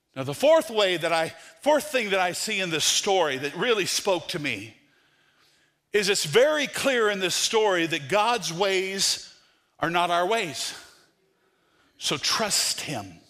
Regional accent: United States

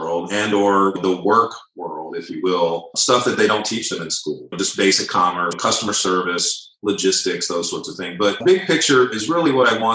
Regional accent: Northern Virginia, United States; moved away as an adult; also born or lived in Tulsa, Oklahoma / Dallas / Atlanta / Chicago; Tulsa, Oklahoma, which is where I was born. Didn't grow up there. I grew up in Northern Virginia, came back to Tulsa after high school

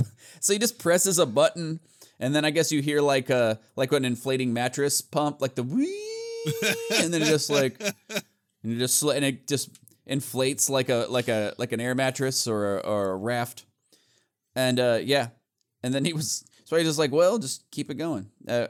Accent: Australia; says Natch Twambo because we're Australian. And it sounds Australian.

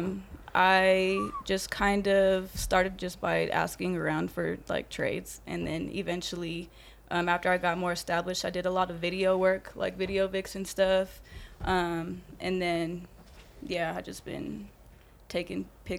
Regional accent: Colorado, United States; I'm from Colorado.

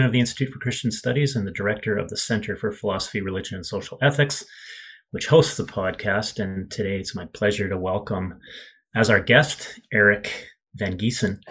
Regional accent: Edmonton, Alberta, Canada; I grew up in Edmonton

